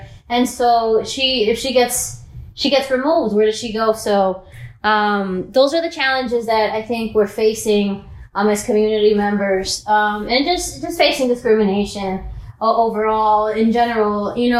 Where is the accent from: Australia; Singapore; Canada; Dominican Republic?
Dominican Republic; growing up in the Dominican Republic, you know, the disparities there are even more wide, you know, in a developing country